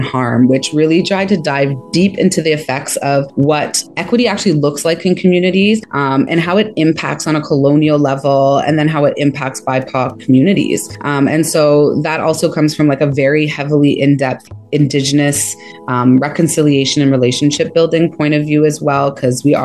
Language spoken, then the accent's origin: English; Jamaica; now in Canada; I'm Jamaican